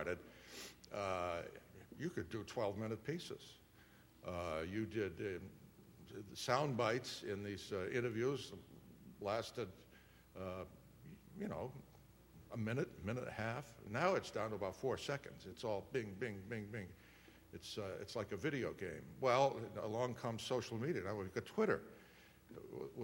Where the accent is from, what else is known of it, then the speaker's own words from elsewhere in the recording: Worcester, Massachusetts, United States; my very first job was in my hometown of Worcester, Massachusetts